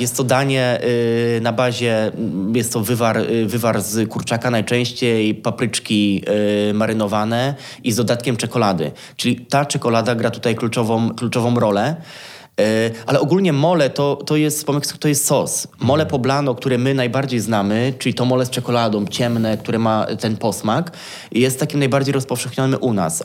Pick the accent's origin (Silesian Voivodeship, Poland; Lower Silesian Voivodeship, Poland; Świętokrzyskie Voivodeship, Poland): Świętokrzyskie Voivodeship, Poland; Kielce; moved away as an adult; also born or lived in Kraków; now in Warsaw, Poland; wychowałem się w Kielcach, czyli można powiedzieć, że takie moje miasto rodzinne to są, to są Kielce